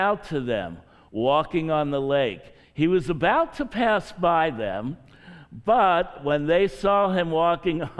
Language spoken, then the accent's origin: English; Hershey, Pennsylvania, United States; moved away as an adult; also born or lived in Philadelphia, Pennsylvania; now in Frederick, United States; I grew up near Hershey, Pennsylvania